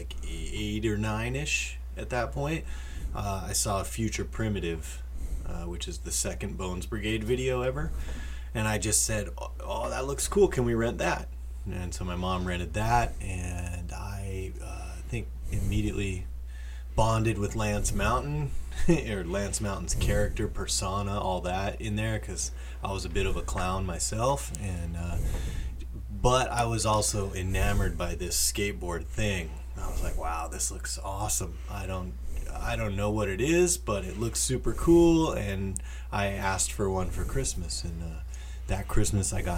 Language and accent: English; Oxnard, California, United States; I grew up in Oxnard, California